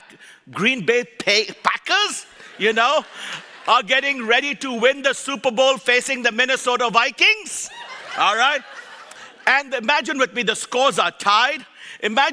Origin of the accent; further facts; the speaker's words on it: Kolkata, West Bengal, India; moved away; also born or lived in Nebraska; I was born and raised in Calcutta, India, raised by missionaries Mark and Huldah Bantain.